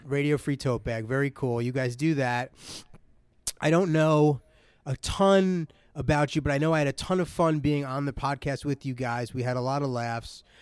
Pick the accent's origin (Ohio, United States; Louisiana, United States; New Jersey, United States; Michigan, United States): New Jersey, United States